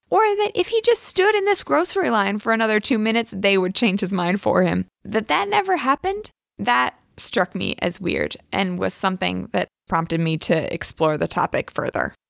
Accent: the South, United States; I grew up in the South, in the Bible Belt

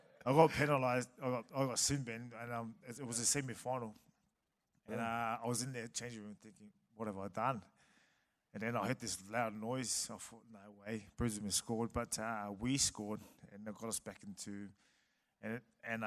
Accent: Samoa; moved away; also born or lived in New Zealand; I was born in New Zealand, raised in Samoa

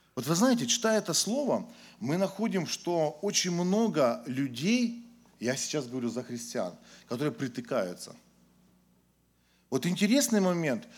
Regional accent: Ukraine; moved away as an adult; now in Tyumen, Russia; Я сам родился на Украине, уверовал на Украине, а вот когда мне исполнилось 20 лет, я уехал в Сибирь, э, в Тюмень

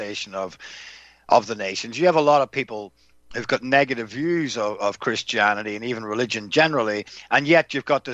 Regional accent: Northern Ireland, United Kingdom; when we grew up in Northern Ireland

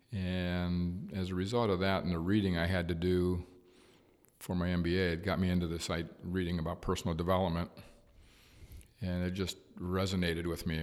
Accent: Cleveland, Ohio, United States; Was raised in the inner city of Cleveland, near the, near the West Side Market

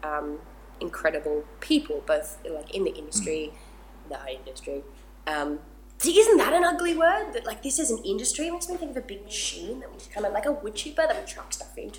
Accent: Gold Coast, Queensland, Australia; where I grew up on the Gold Coast

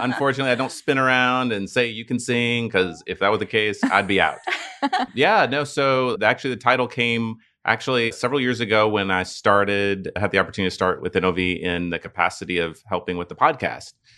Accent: Dallas, Texas, United States; now in Houston, United States; I was born and raised in Dallas

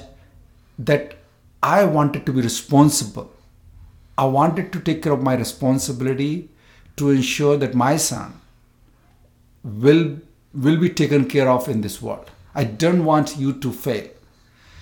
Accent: India; moved away as an adult; I came from India first time here in 1999. So I'm first generation immigrant also too

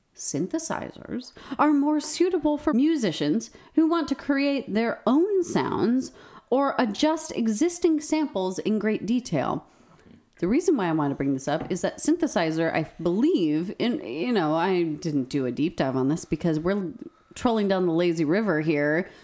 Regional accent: New Mexico, United States; growing up in New Mexico

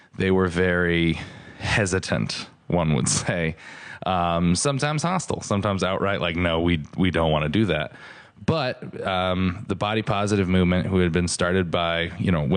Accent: Stratford, Connecticut, United States; I grew up in Stratford, Connecticut and was always the biggest kid in class

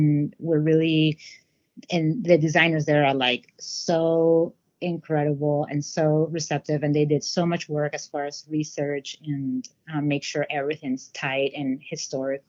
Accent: Lima, Peru; now in Seattle, United States; I'm from Lima, Peru

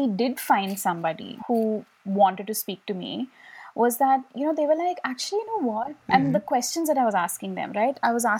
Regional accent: India; also born or lived in New York City, United States; we as Indian kids

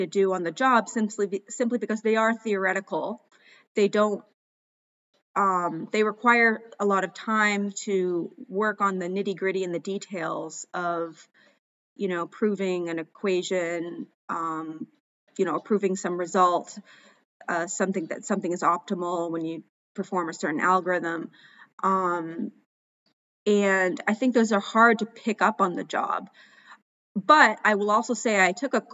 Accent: Maine, United States; moved away as an adult; also born or lived in Ecuador / Mozambique; for me, growing up in Maine

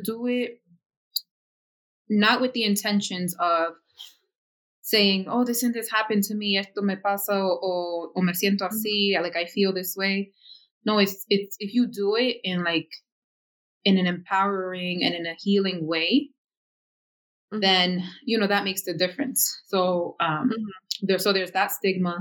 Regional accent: Yonkers, New York, United States; here in my hometown of Yonkers

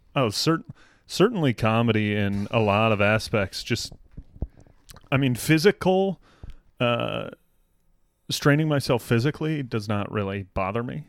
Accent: Denver, Colorado, United States; moved away as an adult; also born or lived in Boston; I'm from Denver

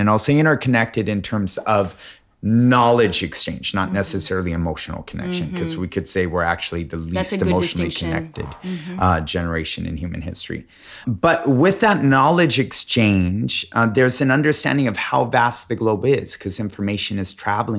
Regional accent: Alaska, United States; born there; I was born in Alaska.

